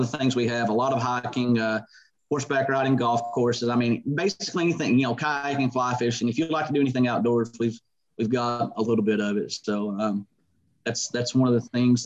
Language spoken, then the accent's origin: English; southeastern Kentucky, United States; I was born and raised here